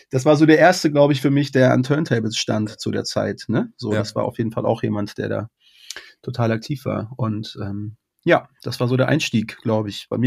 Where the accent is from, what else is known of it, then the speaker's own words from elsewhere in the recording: Berlin, Germany; also born or lived in Kassel / Moosbach; Nee, ich bin in, äh, tatsächlich in Berlin geboren und da auch aufgewachsen, so bis ich zwölf war ungefähr. Und dann bin ich mit meiner Mom nach Kassel gezogen